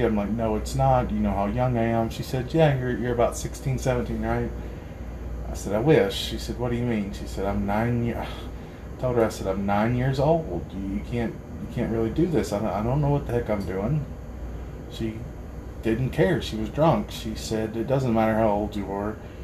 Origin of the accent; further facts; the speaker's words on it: Harlan County, Kentucky, United States; growing up in Harlan County